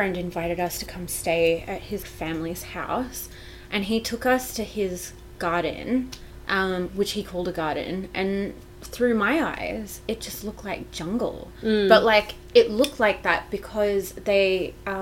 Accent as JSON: {"language": "English", "region": "Victoria", "country": "Australia", "tie": "born or raised there", "moved": "yes", "lives_now": "Canberra, Australia", "said": "where I grew up in Victoria, our entire property was covered in kangaroo grass"}